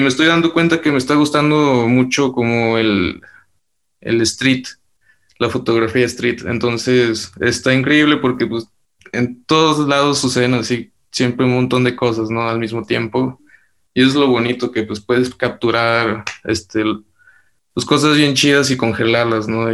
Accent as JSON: {"language": "Spanish", "region": "Durango", "country": "Mexico", "said": "de donde yo soy eh, realmente es algo pequeño y todavía está creciendo, es un lugar hermoso, es Durango"}